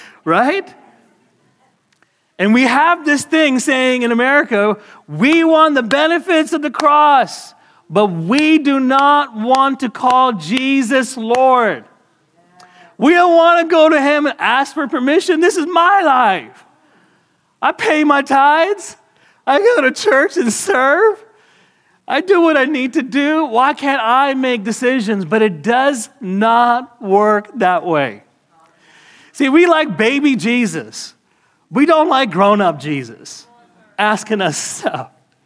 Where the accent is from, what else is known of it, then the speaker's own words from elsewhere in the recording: Canada; I got my green card. Everybody relax. You know? I'm Canadian, right?